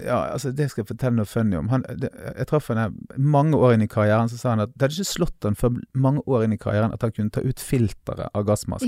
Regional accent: Bergen, Vestland, Norway; vi er fra Bergen

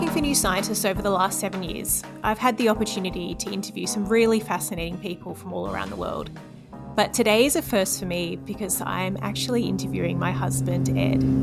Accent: Sydney, New South Wales, Australia; moved away as an adult; now in rural Australia; a city girl born and raised in Sydney

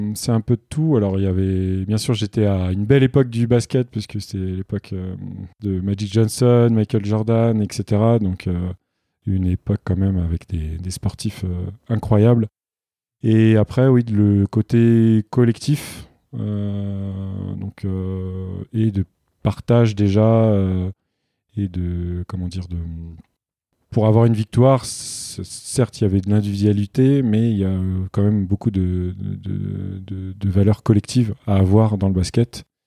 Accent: Île-de-France, France; je suis né en Ile-de-France, euh, donc j'ai grandi dans un milieu euh, plus qu'urbain

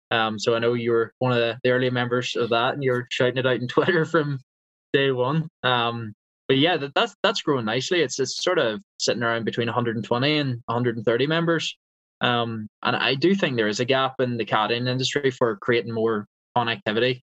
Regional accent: Eglinton, Northern Ireland, United Kingdom; I grew up actually around 40 to 45 minutes away from Castle and those Linksy courses um, in a village called Eglinton.

